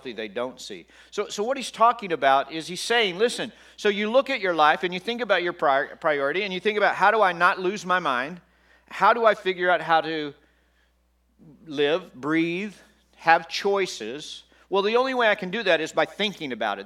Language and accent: English; Texas, United States; I grew up in Texas